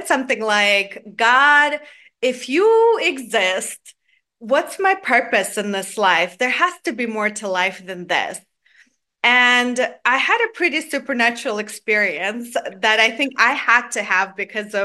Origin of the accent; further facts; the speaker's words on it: Georgia; now in Atlanta, United States; I grew up in Georgia, the country in Eastern Europe, not to confuse with the state of Georgia where I live now